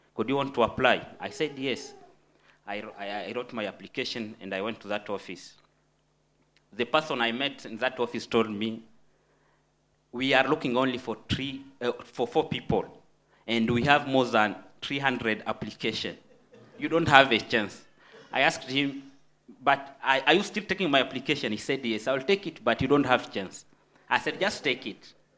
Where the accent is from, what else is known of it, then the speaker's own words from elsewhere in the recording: DR Congo; moved away; I'm um, from the Democratic Republic of Congo, which is in Central Africa